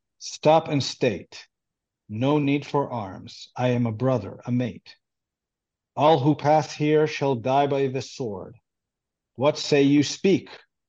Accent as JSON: {"language": "English", "country": "Israel", "tie": "born or raised there", "first_language": "Hebrew", "second_language": "English", "said": "And I grew up in Israel and I grew up Jewish and I speak Hebrew. That's my native language."}